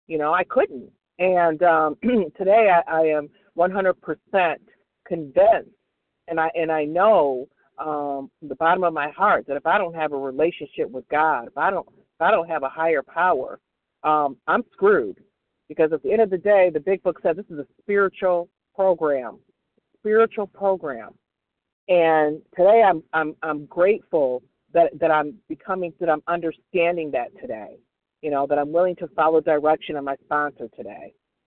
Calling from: Michigan, United States; B as in boy, W as in William, and I'm calling in from Michigan

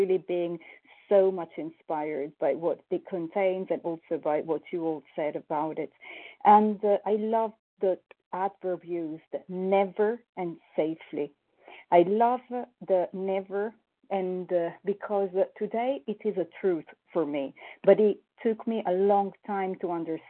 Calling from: Paris, Île-de-France, France; I'm calling from Paris, France.

